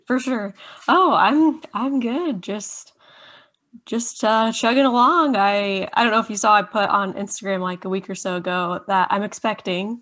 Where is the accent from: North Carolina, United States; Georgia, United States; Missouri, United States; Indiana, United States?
Indiana, United States; been born and raised in Indiana, conservative little, um, Indiana